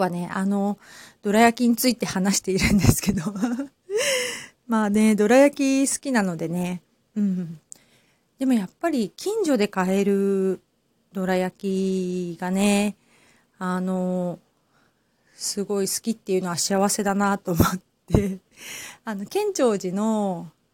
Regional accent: Hamamatsu, Shizuoka, Japan; now in Kamakura, Japan; 私ね、浜松出身なので

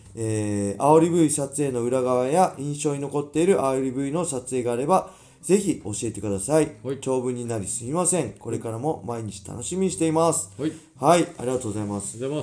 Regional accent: Inashiki, Ibaraki, Japan; moved away as an adult; now in Tsukuba, Japan; 僕の実家にいた時なんですよ僕の実家に稲敷市に住んでた時

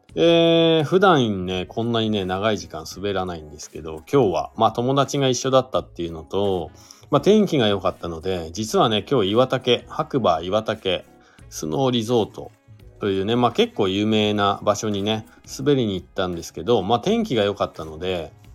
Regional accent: Shizuoka, Japan; moved away as an adult; now in Hakuba, Japan; 僕ね、もともと静岡県出身なんで

